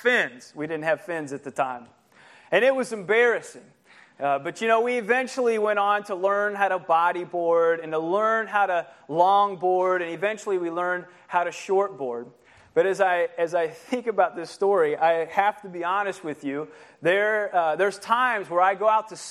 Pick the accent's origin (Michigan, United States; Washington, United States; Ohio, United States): Ohio, United States; moved away as an adult; now in California, United States; I was from Ohio